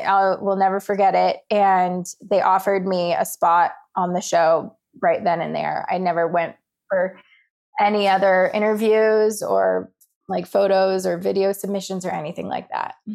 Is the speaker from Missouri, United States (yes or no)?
no; Colorado, United States; I grew up in Colorado